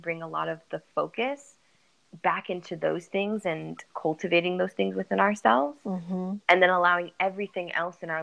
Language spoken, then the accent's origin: English; San Diego, California, United States; I'm from San Diego, California.